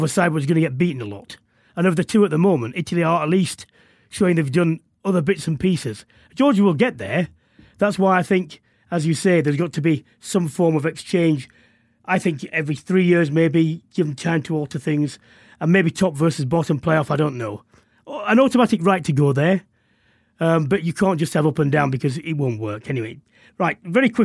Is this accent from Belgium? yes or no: no; England, United Kingdom; being English